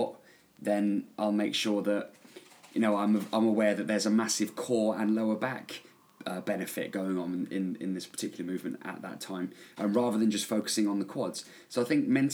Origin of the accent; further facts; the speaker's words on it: England, United Kingdom; also born or lived in New Zealand; I own a gym here in my hometown in England